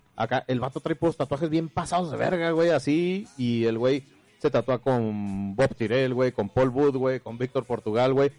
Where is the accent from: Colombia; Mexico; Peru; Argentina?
Mexico; Zacatecas; moved away; yo soy de allá de Zacatecas